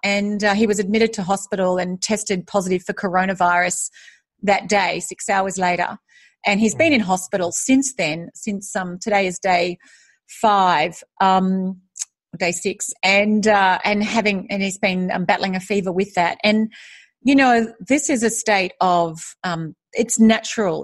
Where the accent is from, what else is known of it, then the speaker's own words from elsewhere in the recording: Australia; also born or lived in United States; now in Singapore; I am Australian. I'm currently living in Singapore